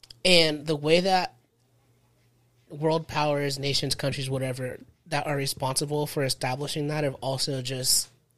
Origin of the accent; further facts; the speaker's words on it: United States; being like an American